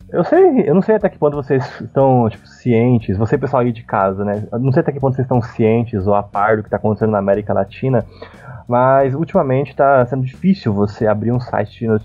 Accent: Paraná, Brazil; now in São Paulo, Brazil; Eu sou do Paraná, tecnicamente.

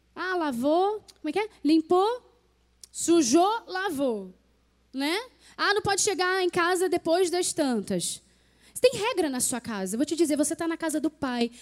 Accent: Rio de Janeiro, Brazil; moved away as an adult; also born or lived in Petrópolis; eu, eu, sou carioca

